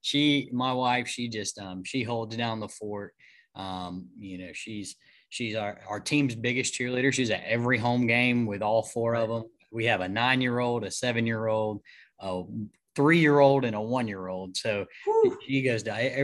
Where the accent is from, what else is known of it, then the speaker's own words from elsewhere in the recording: Monticello, Georgia, United States; I'm from Monticello, Georgia, south of where we are now.